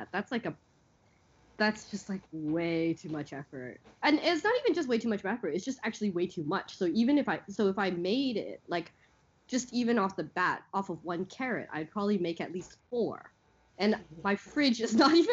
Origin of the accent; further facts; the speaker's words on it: Canada; moved away as an adult; now in Hong Kong; when we were growing up in Canada